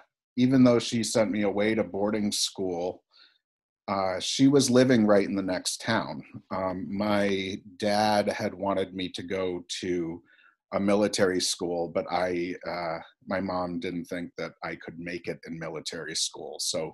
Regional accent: Connecticut, United States; I grew up in Connecticut, and you know, my father was 25.

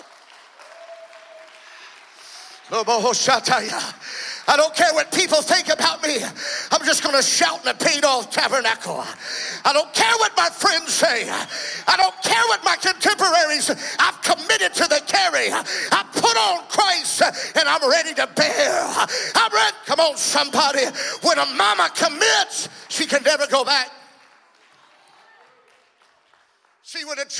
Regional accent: South Louisiana, United States; I'm from South Louisiana

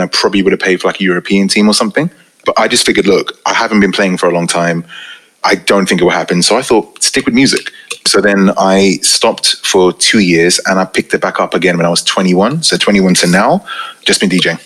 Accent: United Kingdom; I'm a Pakistani Muslim from the UK

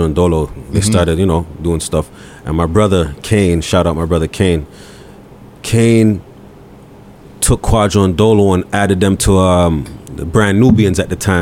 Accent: Toronto, Ontario, Canada; we're from Rexdale

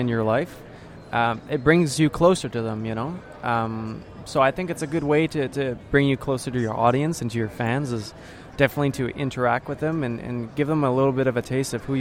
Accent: Ottawa, Ontario, Canada; first language French; English is a second language; I come from a kind of like a bilingual city in Canada, Ottawa, the capital. And I grew up and I went to French school

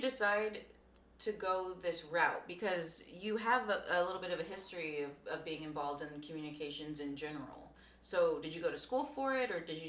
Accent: Corpus Christi, Texas, United States; I'm from Corpus.

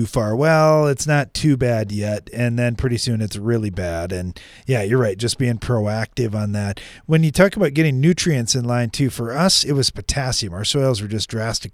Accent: South Dakota, United States; South Dakota

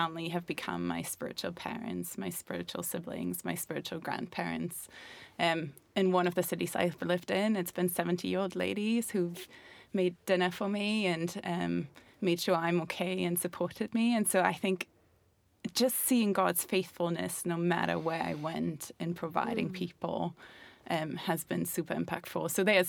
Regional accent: Germany; also born or lived in Montenegro / Scotland / Belfast; now in England, United Kingdom; So I'm originally from Germany, but I've lived in Montenegro, I've lived on a ship, I've lived in Scotland, Belfast, and now England.

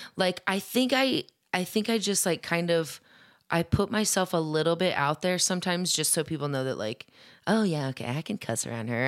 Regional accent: Papillion, Nebraska, United States; also born or lived in Omaha, Nebraska / Lincoln, Nebraska; I'm from Omaha, but, or I'm, I'm from Papillion

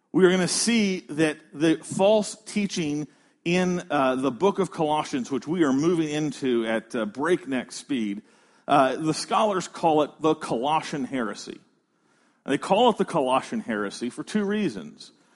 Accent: United States; We're American.

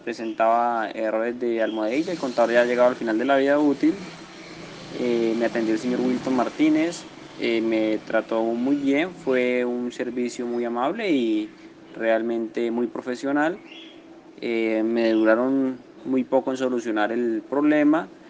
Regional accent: Colombia; soy de Colombia

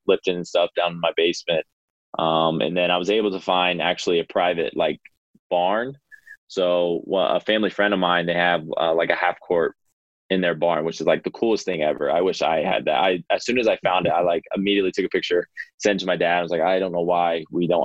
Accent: Ohio, United States; I'm from Ohio.

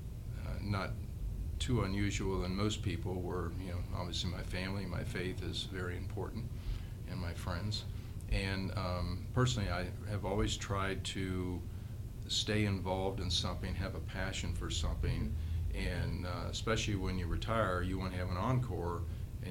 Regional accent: Cincinnati, Ohio, United States; I've always enjoyed growing up in Cincinnati

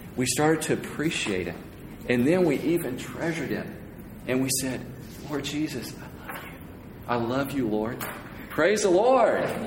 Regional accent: United States; I'm from the States.

